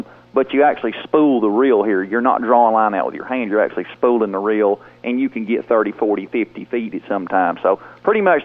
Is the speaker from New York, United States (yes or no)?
no; St. Louis, Missouri, United States; now in Iowa, United States; I moved to Iowa from St. Louis. I mean, you know, back home in St. Louis